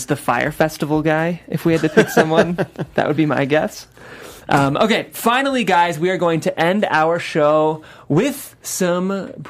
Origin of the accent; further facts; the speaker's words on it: Cleveland, Ohio, United States; You know I'm from Cleveland, Christian.